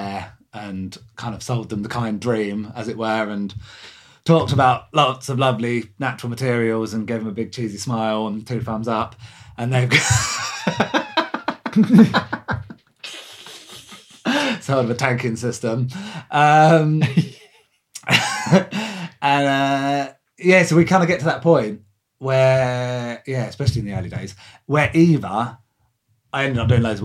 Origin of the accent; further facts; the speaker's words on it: Lewes, South East England, United Kingdom; I'm from Lewis